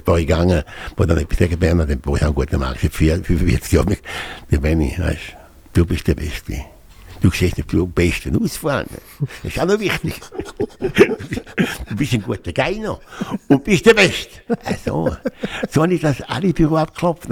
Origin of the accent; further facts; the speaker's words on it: Switzerland; moved away as an adult; also born or lived in Geneva / Canary Islands / Jamaica; ich bin Deutschschweizer geblieben